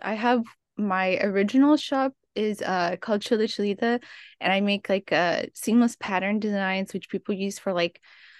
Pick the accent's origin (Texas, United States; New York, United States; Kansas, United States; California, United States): California, United States; Oxnard; So I'm from Oxnard, California, which is just right outside of LA, and I've always wanted to travel.